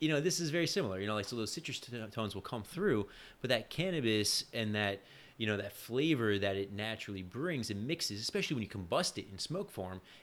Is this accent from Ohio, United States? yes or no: no; New York, United States; I grew up in New York